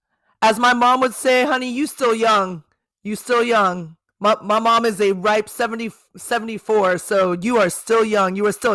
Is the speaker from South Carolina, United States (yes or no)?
no; Manhattan Beach, California, United States; I am in beautiful Hermosa Beach, California. This is my home. I grew up in the South Bay, so I grew up in Manhattan Beach